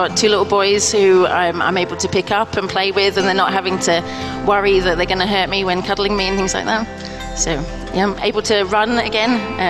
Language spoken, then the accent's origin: English; St Ives, East of England, United Kingdom; St. Ives, Cambridgeshire.